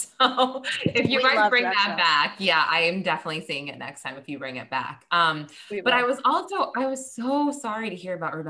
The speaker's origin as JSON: {"language": "English", "region": "New Hampshire", "country": "United States", "moved": "as an adult", "lives_now": "New York City, United States", "said": "I'm from New Hampshire, but at this point, I went to college here. I went to Marymount. So I've split my entire life, like 18 years."}